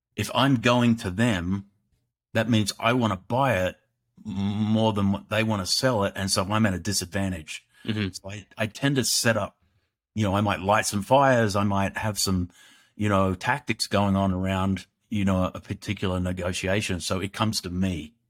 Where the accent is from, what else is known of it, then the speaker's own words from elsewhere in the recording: Australia; growing up in Australia, which is a great country